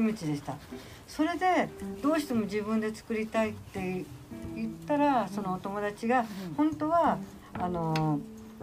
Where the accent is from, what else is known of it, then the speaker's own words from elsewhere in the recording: Ageo, Saitama, Japan; 私はげ尾で生まれ、げおで育ち、出たことないんですよ本当に上尾から